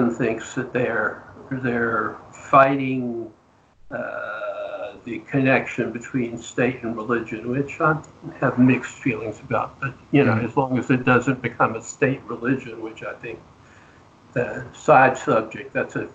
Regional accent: Deep South, United States; I was raised in the Deep South, so I used to go to the... Oral Roberts tent meetings

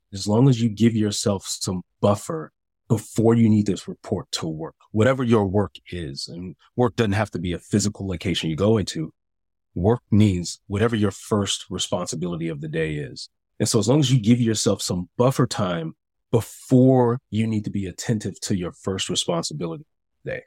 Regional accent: Chicago, Illinois, United States; moved away as an adult; also born or lived in San Diego; I moved to San Diego. I'm from Chicago.

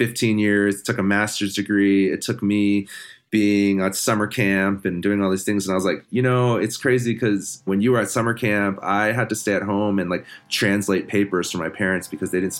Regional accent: Maryland, United States; moved away as an adult; now in Missoula, United States; I grew up in Maryland

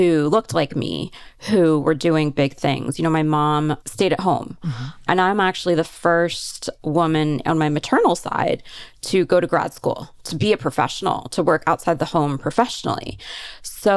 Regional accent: Pennsylvania, United States; I grew up in Pennsylvania, about an hour and a half outside of Philadelphia

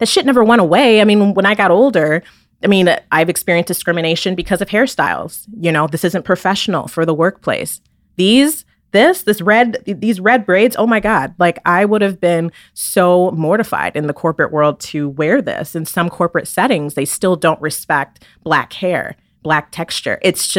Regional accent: Michigan, United States; also born or lived in Maryland / New York; And so I've lived in different states. I've lived in Maryland. I grew up in Michigan mainly. We lived in New York.

